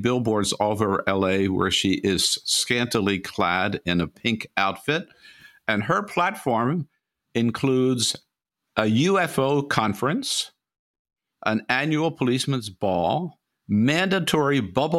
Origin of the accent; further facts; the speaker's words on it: California, United States; as a Californian and a former chair of the California Democratic Party